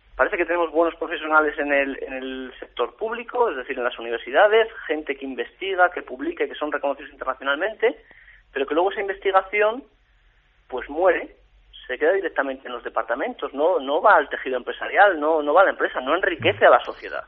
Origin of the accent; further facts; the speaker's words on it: Salamanca, Castile and León, Spain; yo como castellano leonés y como salmantino y como persona charro